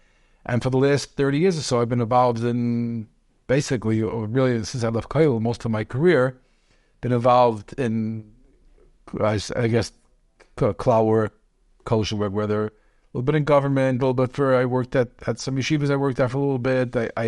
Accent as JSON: {"language": "English", "town": "Brooklyn", "region": "New York", "country": "United States", "tie": "born there", "said": "Okay, so I was born in Brooklyn."}